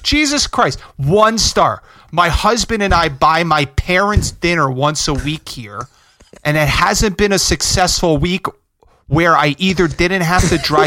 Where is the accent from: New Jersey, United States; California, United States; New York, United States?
New Jersey, United States; River Edge; my hometown